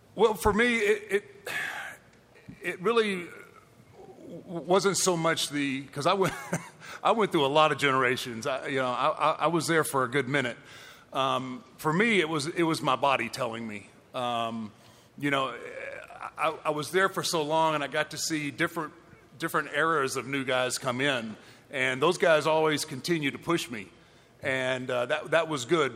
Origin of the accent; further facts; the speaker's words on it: Houston, Texas, United States; in my hometown, in my home state